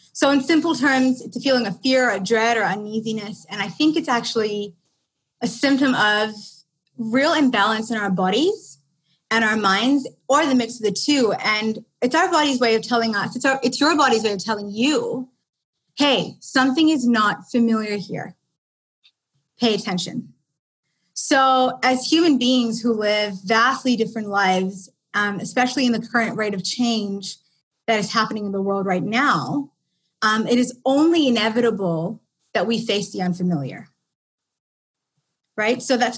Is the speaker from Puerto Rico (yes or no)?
no; India; If that doesn't give it away that I'm Indian, I don't know what does. Maybe if I speak Indian accent.